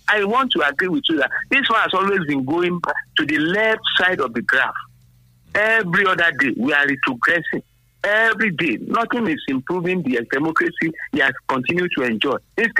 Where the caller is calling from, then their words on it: Abeokuta, Ogun State, Nigeria; from Abeokuta.